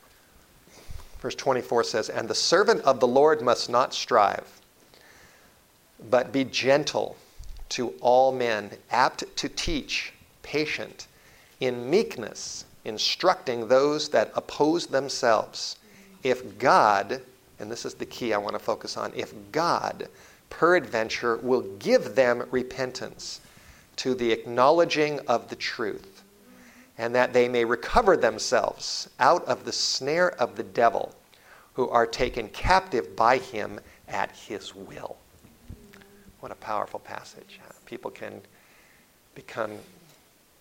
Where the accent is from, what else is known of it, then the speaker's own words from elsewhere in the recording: Los Angeles, California, United States; I was born in the Hollywood area, in Los Angeles. I grew up in the Hollywood Hills